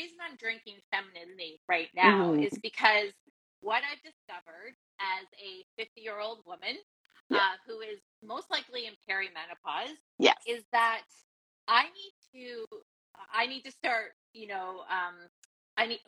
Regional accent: Canada; I'm Canadian

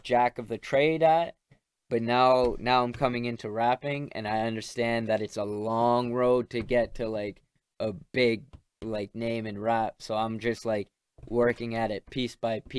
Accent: Canada; I'm Canadian, this is great, I'm gonna play hockey

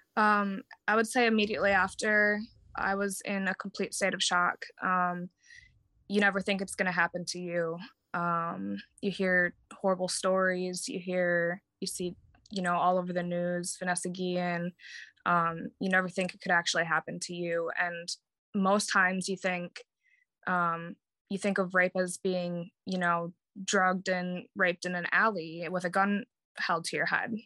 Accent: Wisconsin, United States; moved away as an adult; now in Jacksonville, United States; I'd been raised, born and raised in Wisconsin

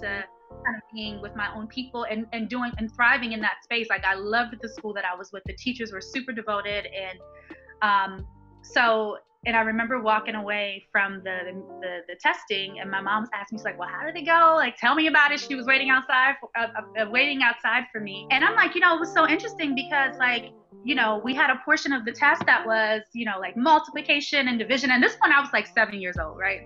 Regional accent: Baltimore, Maryland, United States; I'm born and raised in Baltimore, Maryland

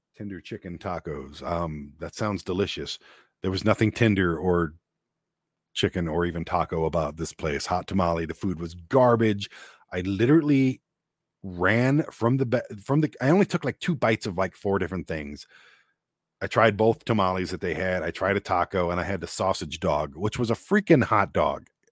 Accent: Detroit, Michigan, United States; growing up in Detroit where I was, um, vastly a minority

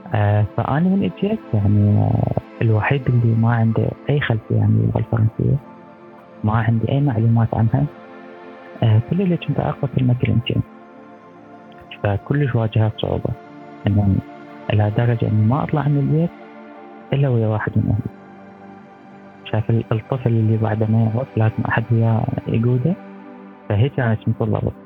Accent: Iraq; now in France; احنا بالعراق

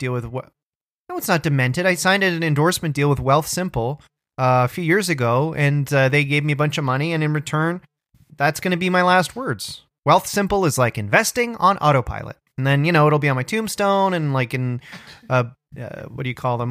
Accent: Orangeville, Ontario, Canada; I grew up in Orangeville

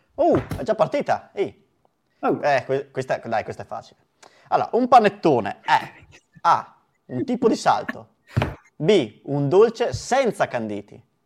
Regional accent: Verona, Veneto, Italy; da veronesi

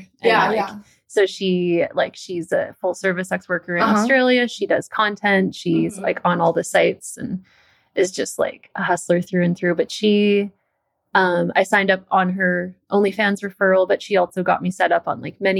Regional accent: Canada; Actually, like based on where I grew up in Canada, uh-huh. I've been to like North Dakota, which is like the least exciting part.

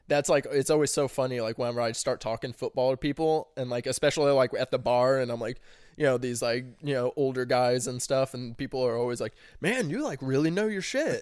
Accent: Arnold, Missouri, United States; also born or lived in Springfield, Missouri; Arnold is, I'd say, hometown just 'cause that's where I spent the most time

